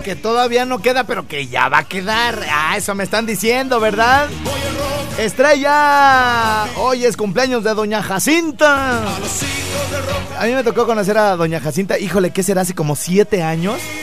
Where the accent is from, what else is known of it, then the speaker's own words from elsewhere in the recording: Morelia, Michoacán, Mexico; una colonia jodidona como la donde yo nací puede ser Jardines del Rincón